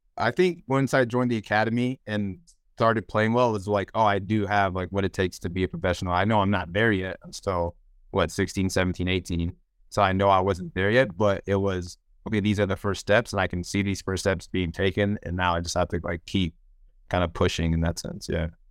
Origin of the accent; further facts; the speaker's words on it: Houston, Texas, United States; also born or lived in Nigeria; I'm back in my hometown playing for the team I grew up playing